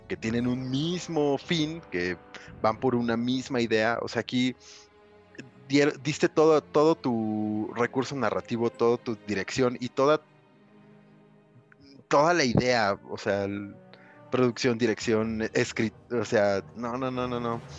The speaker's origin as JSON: {"language": "Spanish", "town": "Cuautitlán Izcalli", "region": "State of Mexico", "country": "Mexico", "tie": "born or raised there", "said": "yo tenía como 15 años más o menos cuando nos conocimos. Oriundos de, de Iscali."}